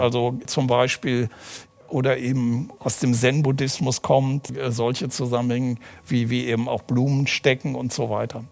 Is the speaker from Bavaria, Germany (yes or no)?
no; Aachen, North Rhine-Westphalia, Germany; Ich bin ja äh, in Aachen geboren